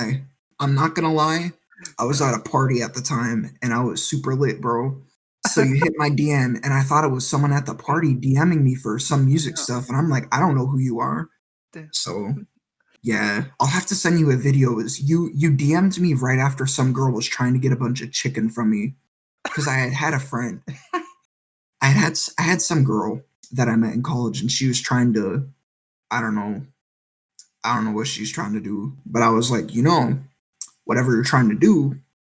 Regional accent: Wisconsin, United States; moved away as an adult; also born or lived in Las Cruces, New Mexico; now in Virginia Beach, United States; I'm originally from Wisconsin, but I spent 4 years in Las Cruces, New Mexico.

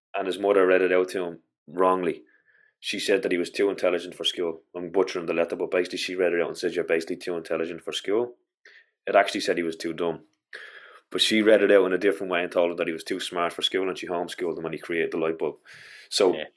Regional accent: Ireland; as an Irish culture

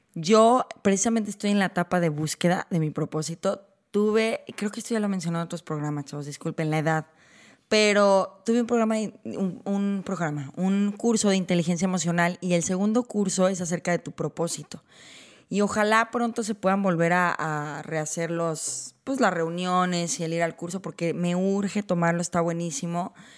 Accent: Guadalajara, Jalisco, Mexico; moved away as an adult; now in Vancouver, Canada; yo crecí en Guadalajara

